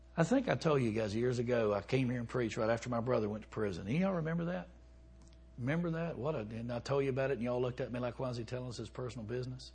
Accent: Alabama, United States; moved away; also born or lived in Chicago; I'm from Alabama

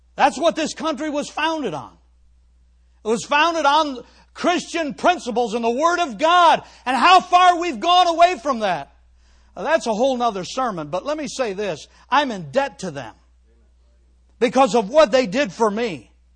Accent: Cleveland, Ohio, United States; moved away; I grew up in the Cleveland area

